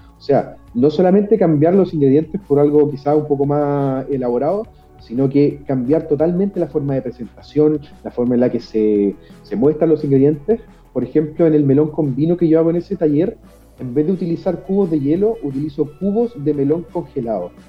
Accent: Concepción, Biobío, Chile; En Concepción, 100% penquista, toda la vida acá

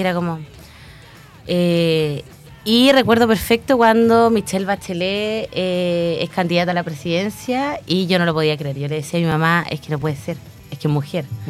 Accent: Chillán, Ñuble, Chile; also born or lived in Santiago (Ñuñoa); nos vinimos acá a Chillán y en Chillán estudié la enseñanza básica, la enseñanza media

